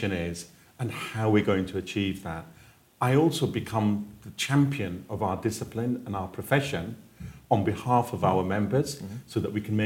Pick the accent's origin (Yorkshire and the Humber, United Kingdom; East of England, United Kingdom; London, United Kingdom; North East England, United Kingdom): Yorkshire and the Humber, United Kingdom; I was born in Yorkshire